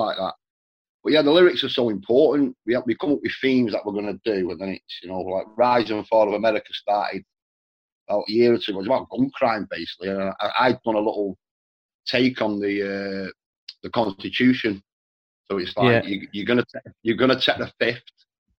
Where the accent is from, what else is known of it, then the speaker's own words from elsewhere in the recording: Manchester, North West England, United Kingdom; also born or lived in Ireland (parents); we bought a new house in Manchester in the 70s